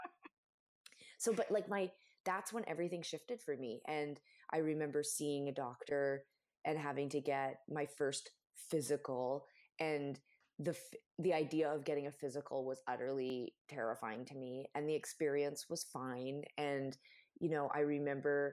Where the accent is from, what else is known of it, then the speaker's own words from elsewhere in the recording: Canada; I'm Canadian